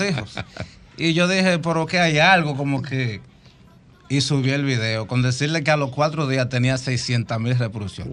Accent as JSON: {"language": "Spanish", "town": "Cotuí", "region": "Sánchez Ramírez", "country": "Dominican Republic", "moved": "yes", "said": "Nosotros somos de Cotuí"}